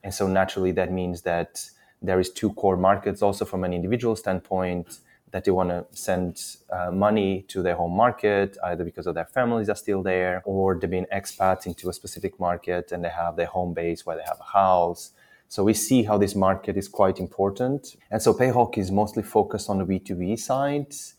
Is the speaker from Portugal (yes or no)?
yes; Portugal; moved away as an adult; now in London, United Kingdom; I'm originally Portuguese. I've been in London for 13 years